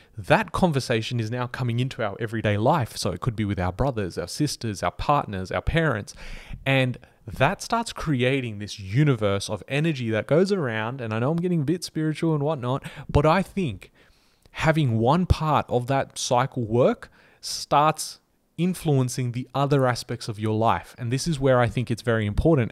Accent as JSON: {"language": "English", "country": "Australia", "said": "we're Australian"}